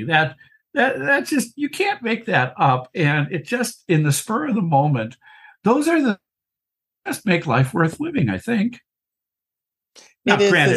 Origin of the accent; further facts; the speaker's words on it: Wisconsin, United States; I'm from Wisconsin